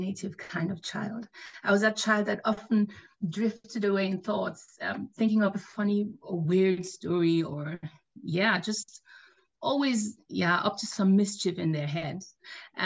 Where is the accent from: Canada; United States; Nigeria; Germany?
Nigeria; I grew up in Nigeria. My dad is Nigerian and my mom is German